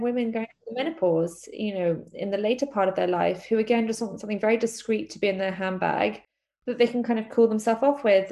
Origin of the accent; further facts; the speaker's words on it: London, United Kingdom; a born and bred Londoner. I was born in London and um, I've lived here my whole life.